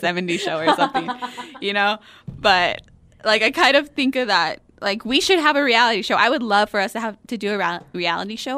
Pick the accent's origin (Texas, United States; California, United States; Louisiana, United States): Texas, United States; Fabens; I'm from Fabens